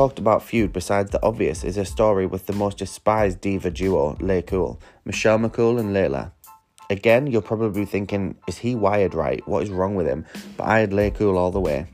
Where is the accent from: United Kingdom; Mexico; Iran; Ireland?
United Kingdom; England; London, England. My home country